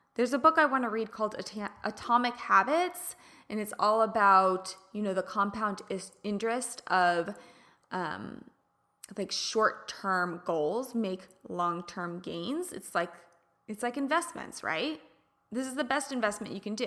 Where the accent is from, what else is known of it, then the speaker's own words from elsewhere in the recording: Midwest, United States; now in California, United States; I grew up in the Midwest